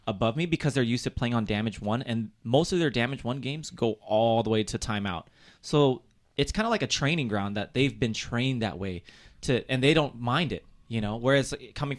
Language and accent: English; West Coast, United States; I'm from West Coast